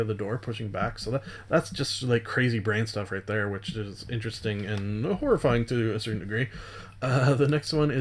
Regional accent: Canada; being a Canadian

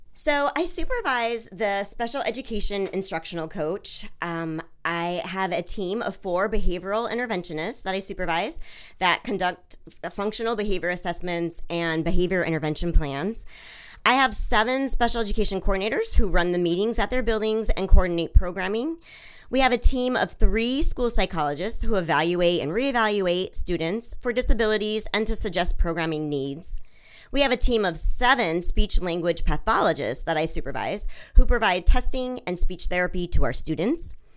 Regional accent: Washington, United States; moved away as an adult; also born or lived in Switzerland / London; now in Delaware, United States; I'm originally from Washington State

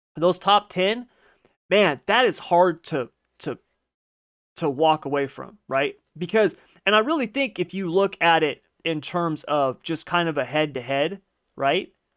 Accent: California, United States; I'm from California

